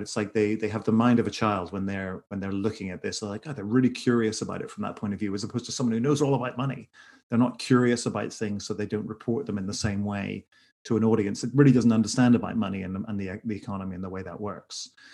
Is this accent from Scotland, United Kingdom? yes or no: no; Northern Ireland, United Kingdom; now in Los Angeles, United States; I'm originally from Ireland, from Northern Ireland specifically.